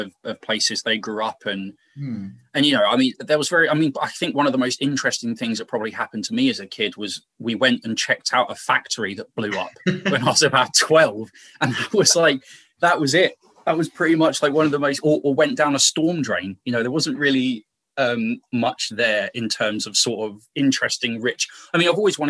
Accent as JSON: {"language": "English", "town": "Milton Keynes", "region": "South East England", "country": "United Kingdom", "said": "I've just come from a place that almost has no identity of its own"}